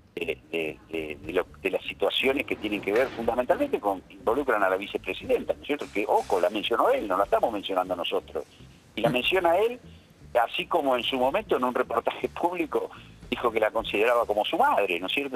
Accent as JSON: {"language": "Spanish", "town": "General Roca", "region": "Río Negro", "country": "Argentina", "said": "yo soy de General Roca, vivimos en la ciudad"}